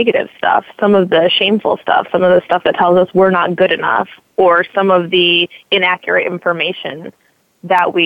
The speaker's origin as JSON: {"language": "English", "region": "Indiana", "country": "United States", "tie": "born or raised there", "said": "I grew up in Indiana, so middle of the country. I grew up near Lake Michigan and fairly close to Chicago"}